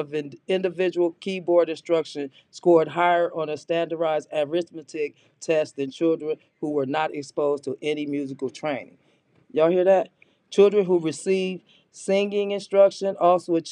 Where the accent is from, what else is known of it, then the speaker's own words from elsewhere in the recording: Los Angeles, California, United States; Yeah, I'm from Watts